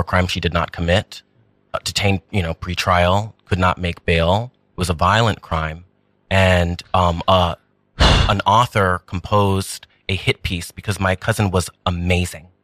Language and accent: English; New York, United States; Taino, um, Puerto Rican, Boricua, um, but born and raised in New York.